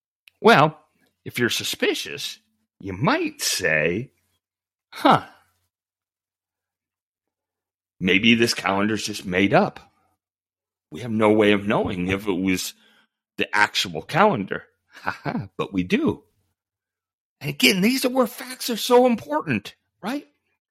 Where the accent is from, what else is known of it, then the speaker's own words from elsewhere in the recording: Nuevo León, Mexico; I'm from Nuevo León, so that was the governor of my home state.